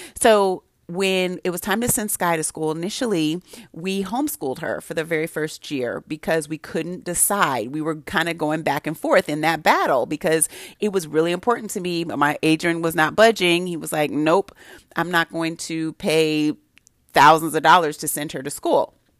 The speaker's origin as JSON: {"language": "English", "town": "Santa Barbara", "region": "California", "country": "United States", "tie": "born or raised there", "moved": "yes", "lives_now": "Prince George's County, United States", "said": "I grew up in Santa Barbara"}